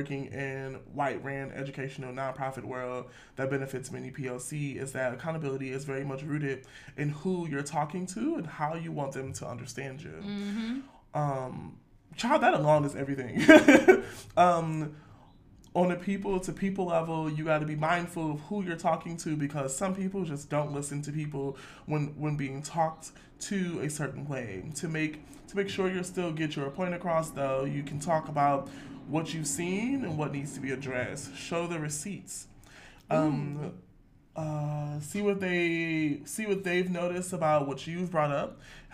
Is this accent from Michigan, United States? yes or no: yes; Detroit, Michigan, United States; I'm from Detroit